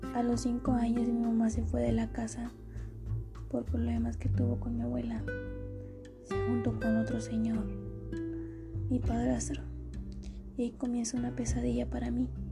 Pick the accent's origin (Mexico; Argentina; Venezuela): Mexico; Potrero Nuevo, Veracruz; Soy de Potrero Nuevo, municipio San Rafael, estado de Veracruz